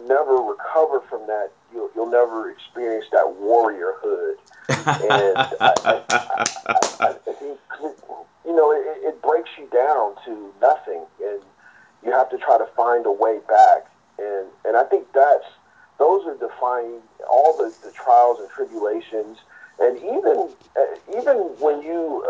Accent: San Francisco, California, United States; also born or lived in Sacramento; I'm actually native to the Bay Area, and that's rare in the Bay Area. Most people are from all over the place, but I was born and bred here in San Francisco

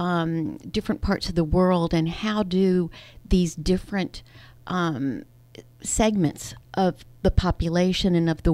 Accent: Greensboro, North Carolina, United States; moved away as an adult; also born or lived in New York City / Boston / Philadelphia; Well, I'm a Southerner, so I grew up in North Carolina, one of five kids in Greensboro

